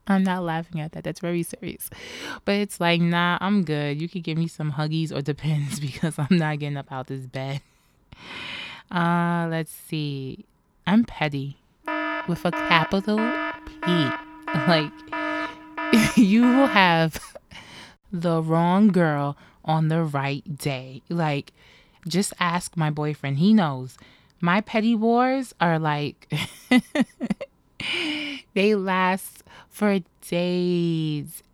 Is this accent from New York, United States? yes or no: yes; New York City, New York, United States; Born and raised in New York City